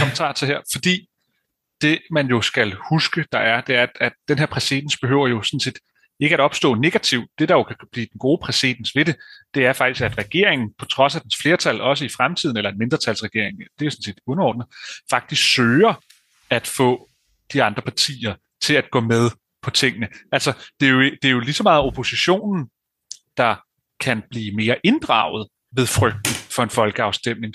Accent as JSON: {"language": "Danish", "country": "Denmark"}